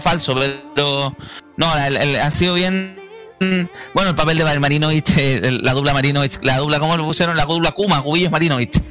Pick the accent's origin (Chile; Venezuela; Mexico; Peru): Chile